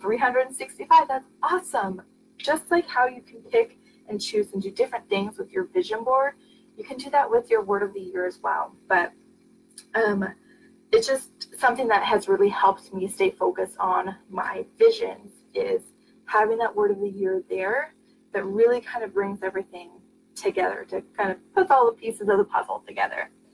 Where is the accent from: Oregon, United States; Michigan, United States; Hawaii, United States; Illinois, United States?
Oregon, United States; I'm from Oregon.